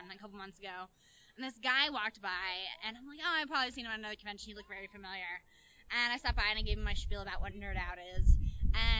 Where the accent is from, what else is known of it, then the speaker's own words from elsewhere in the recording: Long Island, New York, United States; moved away as an adult; now in California, United States; I'm from New York. I'm from Long Island